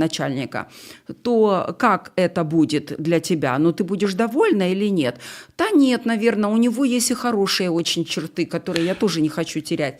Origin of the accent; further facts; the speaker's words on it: Ukraine; я украинка